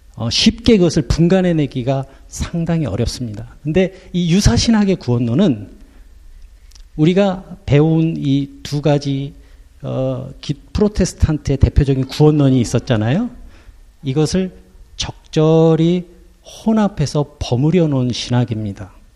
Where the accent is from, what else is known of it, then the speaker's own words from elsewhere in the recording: South Korea; now in Luxembourg; 우리는 한국인으로서 살고 있고